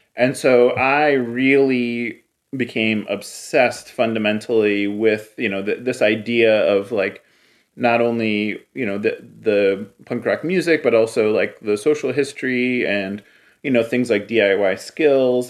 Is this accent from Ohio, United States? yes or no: yes; Cleveland, Ohio, United States; I grew up in Cleveland